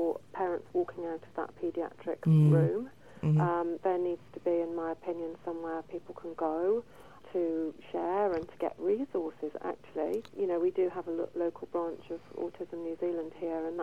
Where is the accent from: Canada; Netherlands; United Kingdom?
United Kingdom; England; I'm English.